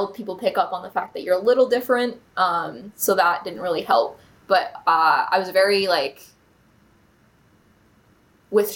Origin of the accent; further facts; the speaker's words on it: Bowmanville, Ontario, Canada; So I grew up in Bowmanville, was born there